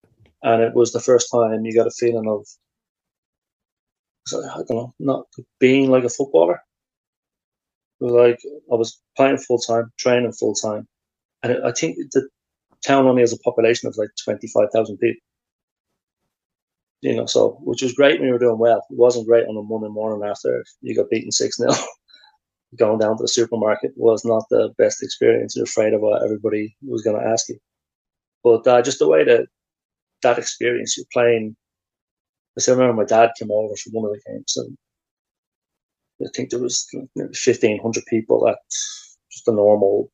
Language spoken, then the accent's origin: English; Ireland; moved away as an adult; also born or lived in Sweden; you go away as an Irish person